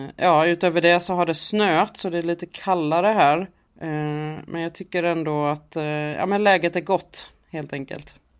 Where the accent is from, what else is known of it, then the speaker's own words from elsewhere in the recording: Sweden; vi är från Sverige och att vi kommer från svensk media